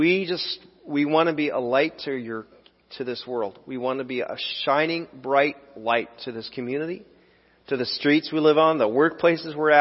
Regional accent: United States; as American Christians

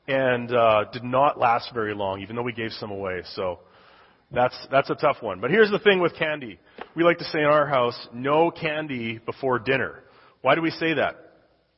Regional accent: Canada; moved away as an adult; I was born and raised in Canada

